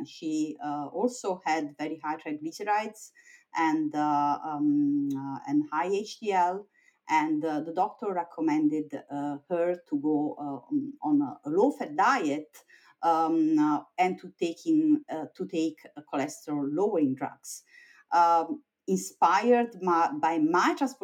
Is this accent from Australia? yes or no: no; Italy; moved away as an adult; also born or lived in Vienna, Austria / Oxford, United Kingdom / Stanford, United States; now in United States; I was born in Italy